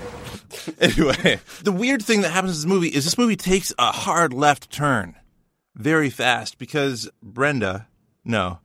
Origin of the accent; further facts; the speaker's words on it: Canada; we in Canada